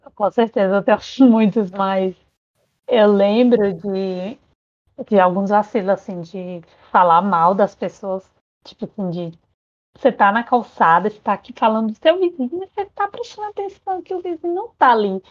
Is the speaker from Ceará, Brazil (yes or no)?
yes; Quixadá, Ceará, Brazil; now in Ireland; eu sou do interior do Ceará, de Quixadá especificamente, e atualmente neste dia estou na Irlanda